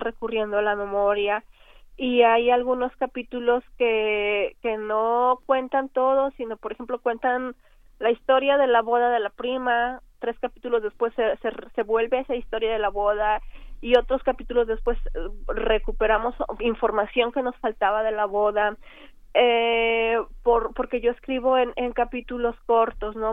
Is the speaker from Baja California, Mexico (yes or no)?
no; Linares, Nuevo León, Mexico; crecí con ellas en, en Linares, Nuevo León